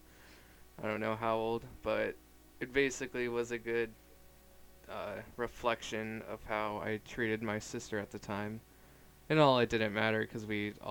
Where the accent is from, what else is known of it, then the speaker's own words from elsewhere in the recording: Black Diamond, Washington, United States; also born or lived in Auburn, Washington; I grew up in Black Diamond. I was born in Auburn, Washington.